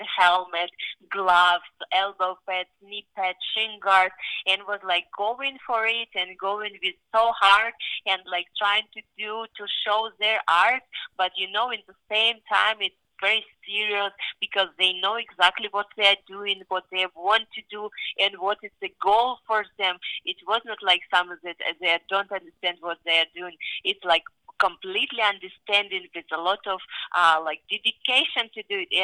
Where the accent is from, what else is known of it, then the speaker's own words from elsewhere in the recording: Kyrgyzstan; now in Las Vegas, United States; I've been very last time in my home country 8 years ago